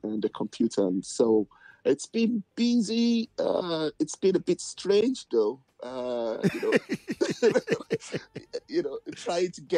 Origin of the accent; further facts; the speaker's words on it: Ogun State, Nigeria; moved away as an adult; also born or lived in Lagos; now in United Kingdom; I grew up back in Africa